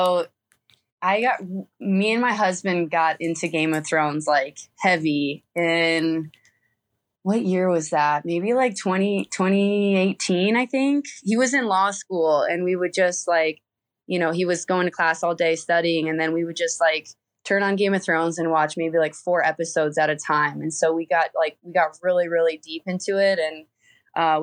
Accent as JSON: {"language": "English", "town": "Fort Wayne", "region": "Indiana", "country": "United States", "tie": "born or raised there", "moved": "as an adult", "said": "I'm from Fort Wayne, Indiana. That's where I was born and raised"}